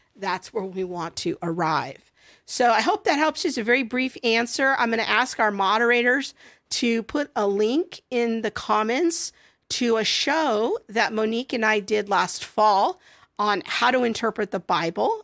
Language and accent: English; United States; I, as an American